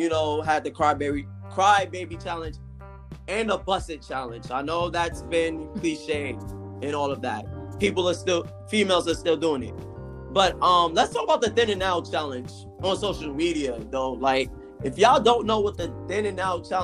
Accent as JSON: {"language": "English", "region": "New York", "country": "United States", "tie": "born or raised there", "said": "I'm from New York, born and raised."}